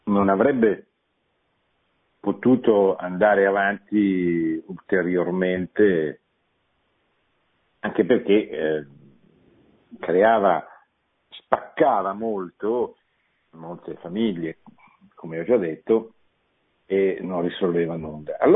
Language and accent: Italian; Milan, Lombardy, Italy; born there; eh, io sono nato a Milano, non è